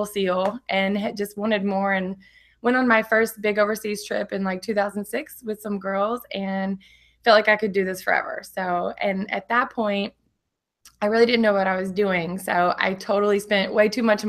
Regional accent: Orange, Texas, United States; moved away as an adult; now in San Diego, United States; I am originally from Texas, a little small town in Orange, Texas. Never really traveled and anything, grew up really simply

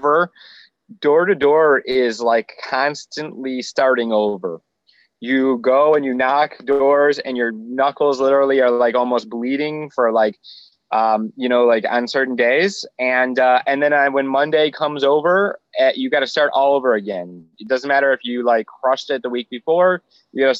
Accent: Michigan, United States; moved away as an adult; also born or lived in Florida; I was originally from Michigan.

